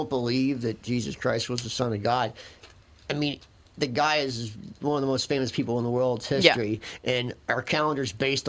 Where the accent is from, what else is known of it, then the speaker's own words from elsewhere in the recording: Philadelphia, Pennsylvania, United States; we grew up in Philadelphia, and people actually still have coal furnaces.